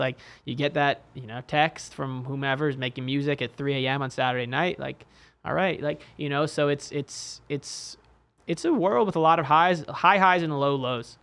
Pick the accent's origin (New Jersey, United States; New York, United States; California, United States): New York, United States; New York City; now in Bay Area, United States; I actually grew up in New York City